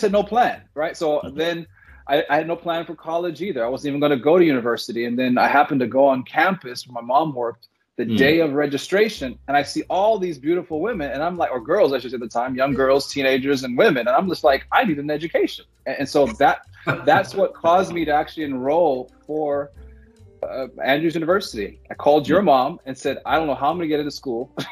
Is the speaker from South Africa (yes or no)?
yes; South Africa; now in United States; My mother is South African.